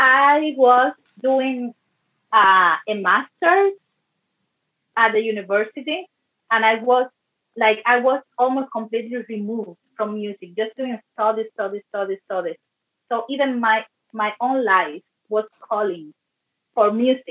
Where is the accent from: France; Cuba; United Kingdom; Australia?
Cuba; now in Canada; I grew up in Cuba